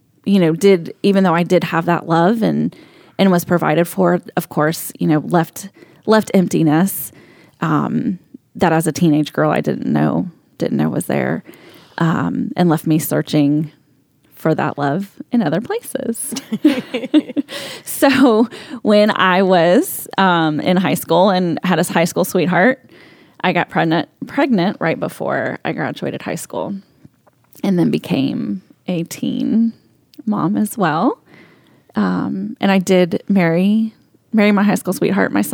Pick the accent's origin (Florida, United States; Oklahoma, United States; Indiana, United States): Florida, United States; central; I grew up in Florida, in kind of central Florida, in between Orlando and Daytona Beach